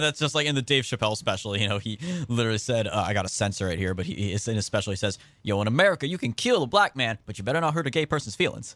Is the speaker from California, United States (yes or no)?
yes; Central California, United States; I'm from Central California